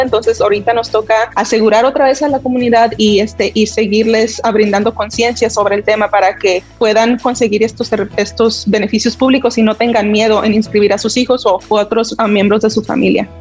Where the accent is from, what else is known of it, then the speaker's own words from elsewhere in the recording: Las Vegas, Nevada, United States; also born or lived in Reno; crecí aquí en Las Vegas